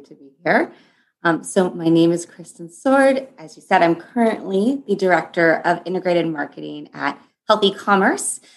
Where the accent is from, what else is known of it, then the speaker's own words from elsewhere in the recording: Los Angeles, California, United States; moved away as an adult; now in New York, United States; i'm currently in new york i'm in downtown manhattan um, but I'm from Los Angeles